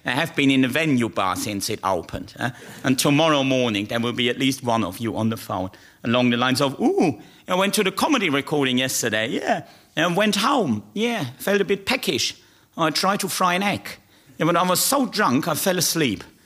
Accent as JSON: {"language": "English", "country": "Germany", "moved": "yes", "lives_now": "United Kingdom", "said": "I am the German comedy ambassador to the United Kingdom"}